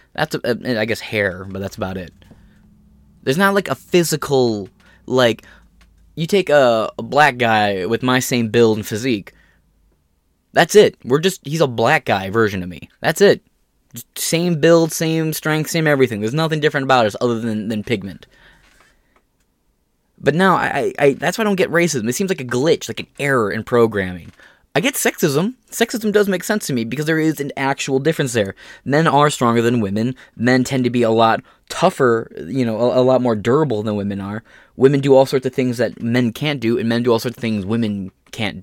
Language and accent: English; United States; We're all American, and we see ourselves as American